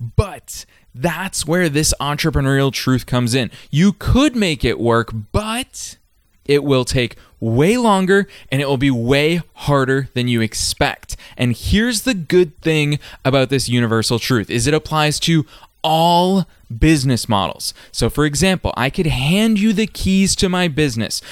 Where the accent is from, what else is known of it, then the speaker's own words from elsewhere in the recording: Massachusetts, United States; I was just a middle-class kid from a random suburb in Massachusetts.